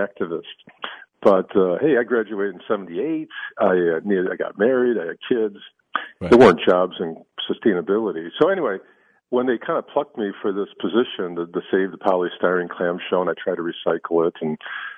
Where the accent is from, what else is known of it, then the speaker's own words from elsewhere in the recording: Chicago, Illinois, United States; I grew up in the 60s, and I grew up in Chicago, South Side